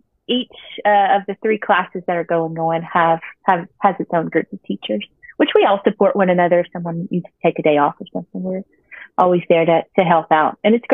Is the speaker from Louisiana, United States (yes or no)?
yes; Mamou, Louisiana, United States; moved away as an adult; also born or lived in Welsh, Louisiana; now in Lake Charles, United States; I'm from Mamou. So whenever I moved to Lake Charles, I came here to go to massage school, like I said. And so I moved to Welsh. I have had family there